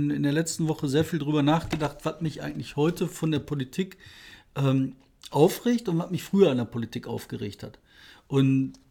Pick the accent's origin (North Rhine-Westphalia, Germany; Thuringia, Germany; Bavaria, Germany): North Rhine-Westphalia, Germany; Bottrop; in meiner Heimatstadt. Bottrop.